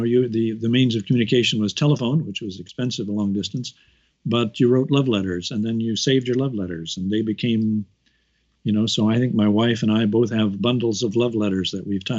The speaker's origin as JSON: {"language": "English", "town": "Kansas City", "region": "Missouri", "country": "United States", "tie": "born or raised there", "also_born_or_lived": "Chicago, Illinois / Vancouver, Canada / Winnipeg, Canada", "moved": "as an adult", "lives_now": "Edinburgh, United Kingdom", "said": "I was brought up in Kansas City, Missouri."}